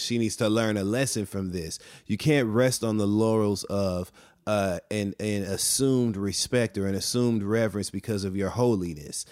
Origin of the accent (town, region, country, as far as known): Flint, Michigan, United States; also born or lived in Detroit, Michigan